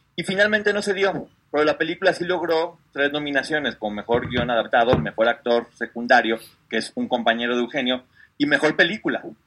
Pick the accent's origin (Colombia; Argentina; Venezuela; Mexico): Mexico; un orgullo como mexicanos